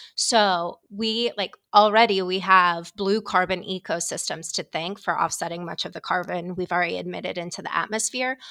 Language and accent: English; Ohio, United States; moved away as an adult; now in Washington, D.C., United States; I'm from Ohio